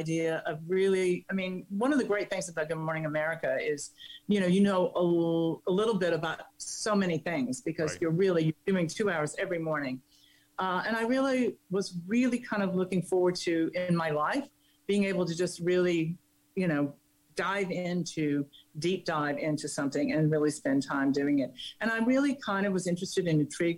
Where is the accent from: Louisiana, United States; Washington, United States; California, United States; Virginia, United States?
Virginia, United States; Hillsville; moved away; I'm from Virginia, and from the Blue Ridge Mountains part